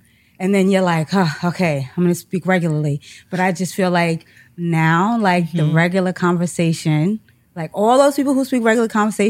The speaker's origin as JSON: {"language": "English", "town": "New York City", "region": "New York", "country": "United States", "tie": "born or raised there", "said": "So I grew up in Harlem, all up and down Lenox Avenue."}